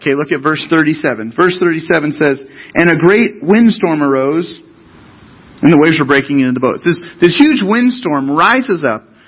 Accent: Central Coast, California, United States; I grew up on the Central Coast

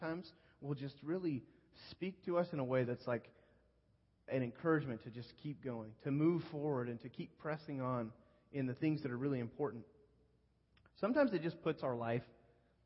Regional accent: Northern California, United States; moved away; I grew up in Northern California

